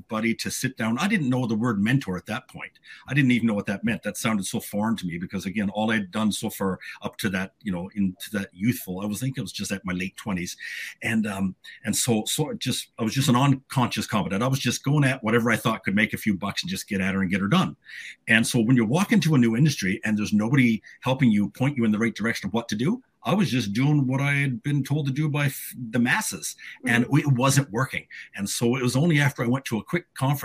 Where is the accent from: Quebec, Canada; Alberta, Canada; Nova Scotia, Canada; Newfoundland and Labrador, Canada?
Newfoundland and Labrador, Canada; moved away as an adult; also born or lived in Whitehorse, Yukon; now in British Columbia, Canada; I was born and raised on the East Coast back in Newfoundland